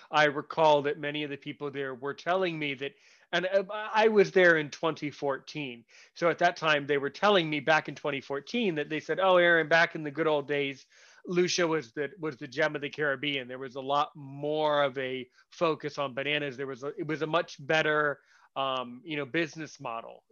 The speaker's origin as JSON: {"language": "English", "country": "United States", "said": "I'm American"}